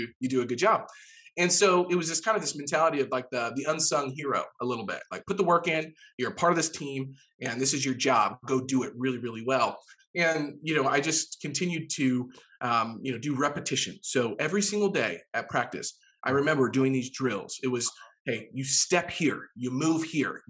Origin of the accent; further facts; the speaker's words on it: Jefferson City, Missouri, United States; moved away; Jefferson City, Missouri, which is, you know, my hometown